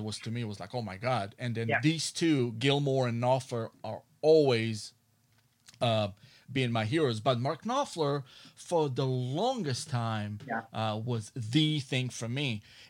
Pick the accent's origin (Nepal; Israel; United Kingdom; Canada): Israel; English is a second language; moved away as an adult; now in Los Angeles, United States; Well, in 1997, I moved to Los Angeles from Israel, okay, and I went to Musician Institute